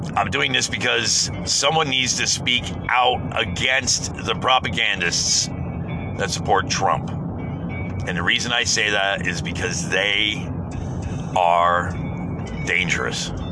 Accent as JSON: {"language": "English", "country": "United States", "said": "as an American."}